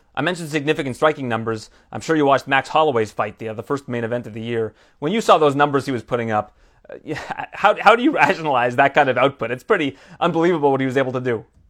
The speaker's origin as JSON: {"language": "English", "country": "Canada", "said": "as a Canadian"}